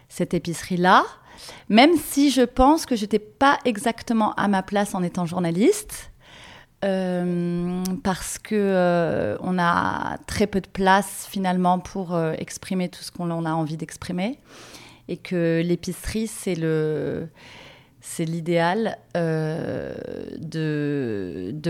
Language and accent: French; Marseille, Provence-Alpes-Côte d'Azur, France; c'était d'être actrice de ma ville parce que je suis amoureuse de Marseille.